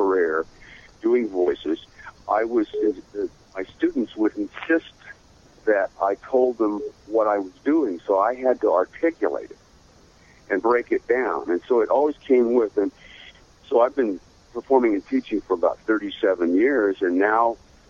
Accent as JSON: {"language": "English", "town": "Seattle", "region": "Washington", "country": "United States", "tie": "born or raised there", "also_born_or_lived": "Idaho / Los Angeles", "moved": "yes", "said": "I have a ranch in Idaho, and I grew up in Seattle"}